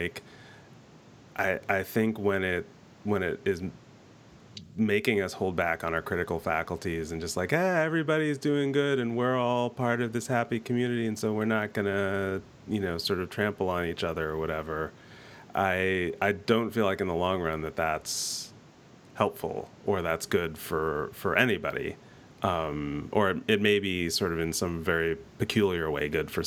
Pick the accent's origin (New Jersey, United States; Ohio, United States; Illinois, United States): New Jersey, United States; now in Eugene, United States; I grew up in New Jersey